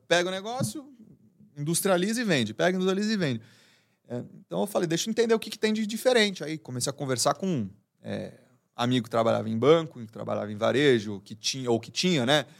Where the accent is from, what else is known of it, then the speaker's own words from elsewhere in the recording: São Paulo, Brazil; eu nasci, sempre vivi aqui em São Paulo.